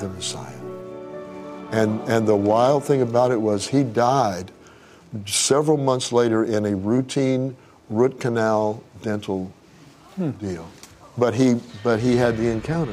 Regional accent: Tulsa, Oklahoma, United States; I grew up in Tulsa

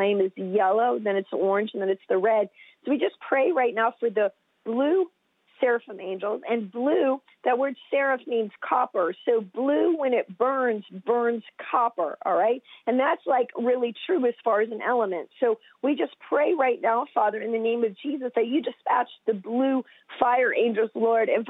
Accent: United States; I'm from the United States

